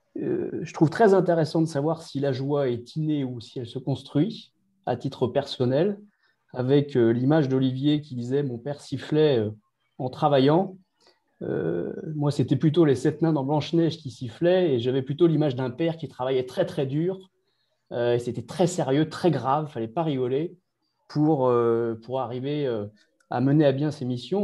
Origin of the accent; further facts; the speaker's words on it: Brittany, France; chez nous en Bretagne